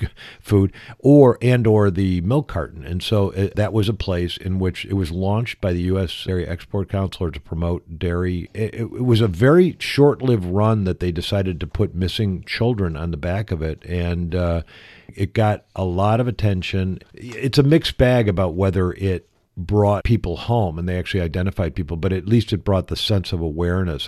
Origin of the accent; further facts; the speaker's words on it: United States; moved away; growing up in America